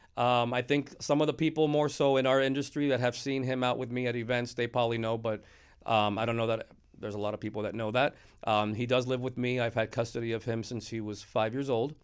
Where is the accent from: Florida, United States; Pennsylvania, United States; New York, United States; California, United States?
Florida, United States; Miami; also born or lived in Broward County, Florida; now in Port Charlotte, United States; I was born and raised in Miami